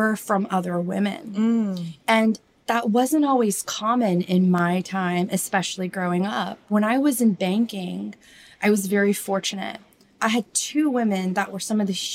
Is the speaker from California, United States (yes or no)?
yes; Orange County, California, United States; I'm originally from Orange County. My parents were from India.